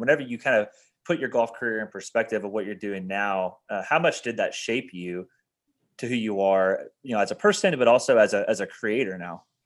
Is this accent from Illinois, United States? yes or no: no; Indiana, United States; moved away as an adult; back in my hometown in Indiana.